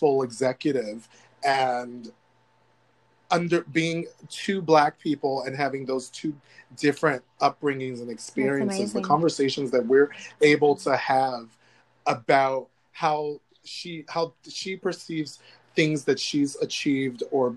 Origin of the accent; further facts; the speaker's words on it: United States; The United States of America is my home, but it doesn't want me here